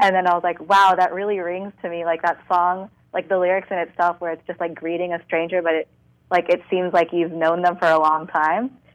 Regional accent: Fremont, California, United States; born and raised in the Bay, more specifically in the East Bay, Fremont.

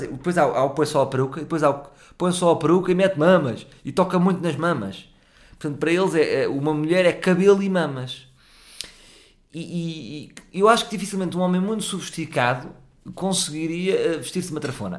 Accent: Portugal; Também sou português

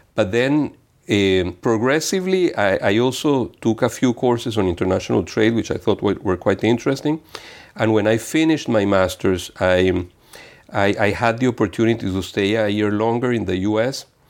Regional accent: Venezuela; moved away as an adult; also born or lived in Italy; now in Geneva, Switzerland; I was born in Venezuela in nineteen sixty-six, and I lived, eh, my childhood between Venezuela and Italy

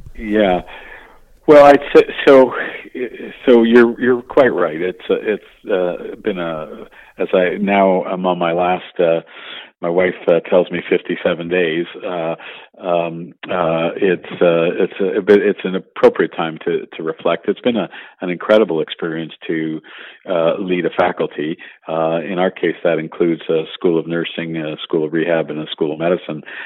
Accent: Montreal, Quebec, Canada; I'm a native Montrealer and uh, grew up

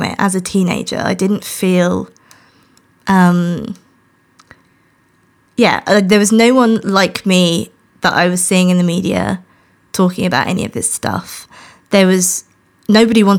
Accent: rural Norfolk, East of England, United Kingdom; now in London, United Kingdom; I was born in London, just round the corner, but grew up in very rural Norfolk

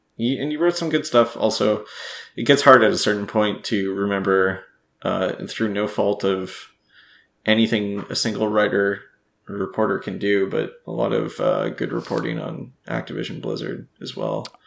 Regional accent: Canada; as a Canadian

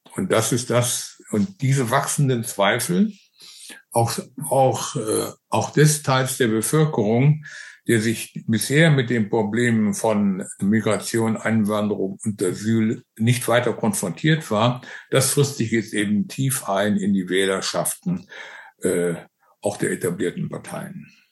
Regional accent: Germany; bei uns in Deutschland

